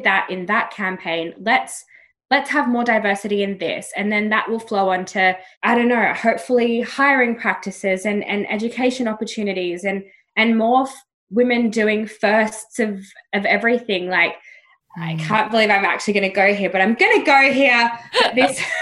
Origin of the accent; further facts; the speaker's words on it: Australia; I've grown up being like, this Aussie girl's